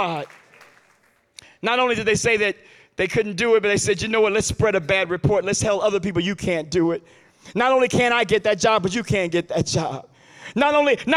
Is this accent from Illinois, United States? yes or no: yes; Chicago, Illinois, United States; now in Detroit, United States; my hometown, Chicago